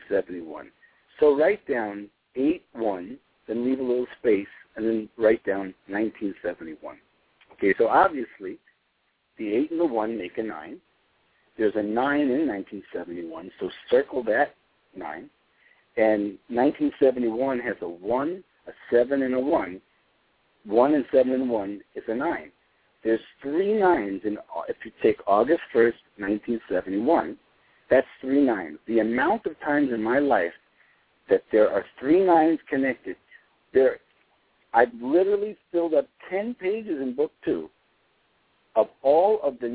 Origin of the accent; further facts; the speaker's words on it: New York City, New York, United States; My phone number where I grew up in Brooklyn was 718-763-0792.